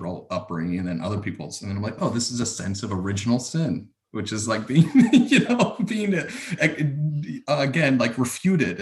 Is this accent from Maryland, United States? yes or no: yes; Maryland, United States; moved away; I grew up in Maryland